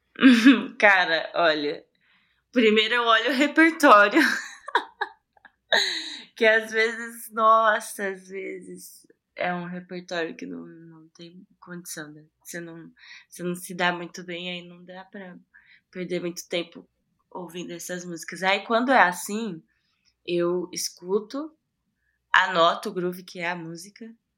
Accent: Ferraz de Vasconcelos, São Paulo, Brazil; eu sou de Ferraz, né? Eu nasci em Ferraz

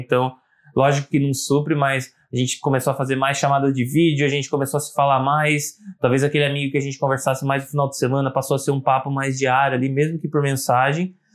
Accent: Brazil; eu, como brasileiro

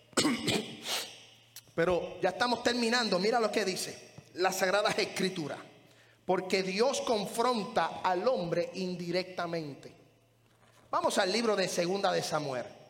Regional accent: Puerto Rico; moved away; en la iglesia donde yo me crié, allá en Puerto Rico

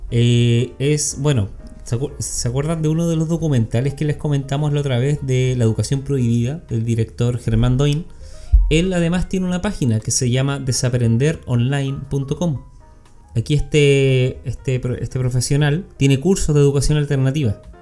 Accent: Mexico; soy una madre mexicana

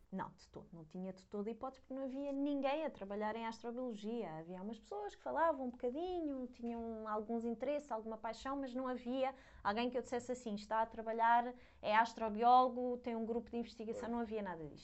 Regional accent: Lisbon, Portugal; moved away as an adult; also born or lived in Leiden, Netherlands; eu sou de Lisboa, enquanto tirei a licenciatura vivi em casa de, dos meus pais

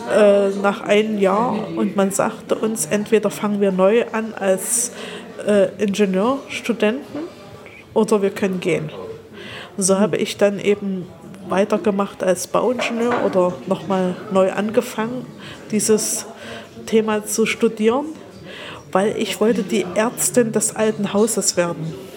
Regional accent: Halle, Saxony-Anhalt, Germany; Ja, ich bin in Halle geboren und aufgewachsen oder besser gesagt, ich bin in Halle Neustadt in der Betonwüste aufgewachsen

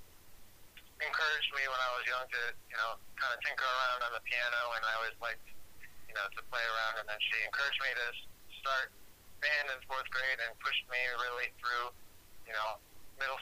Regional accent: Rochester, New York, United States; moved away as an adult; now in New York City, United States; I was born in Rochester, New York, upstate. And grew up there

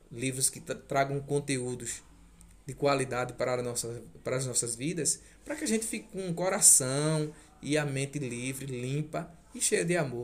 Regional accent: Jacuípe, Alagoas, Brazil; moved away as an adult; now in Toritama, Brazil; Eu sou alagoano, sou da cidade de Jacuípe, Alagoas, a qual tenho um orgulho imenso de ser de lá.

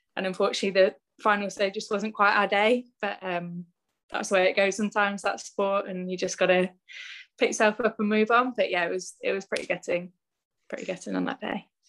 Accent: Bristol, South West England, United Kingdom; I'm from Bristol anyway. I'm from the West Country.

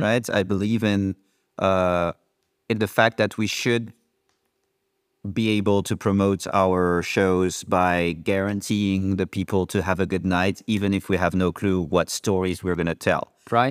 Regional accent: France; now in Amsterdam, Netherlands; I come from France

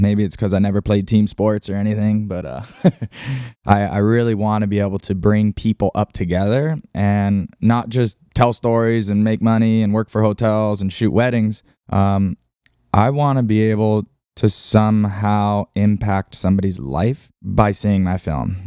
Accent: Lahaina, Hawaii, United States; I'm just born and raised in Lahaina

